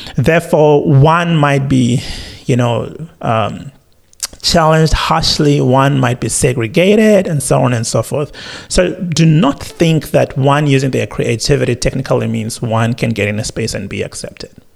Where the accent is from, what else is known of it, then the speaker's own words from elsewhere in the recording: South Africa; now in Australia; as a South African